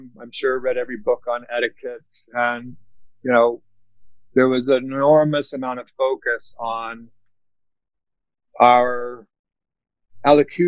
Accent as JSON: {"language": "English", "region": "the South", "country": "United States", "tie": "born or raised there", "said": "I grew up in the South"}